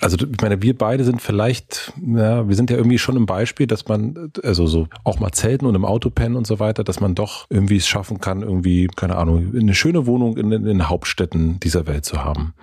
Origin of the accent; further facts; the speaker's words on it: Southern Brandenburg, Germany; Ich komme her aus einer Familie aus Südbrandenburg mit einem sehr, sehr geringen Einkommen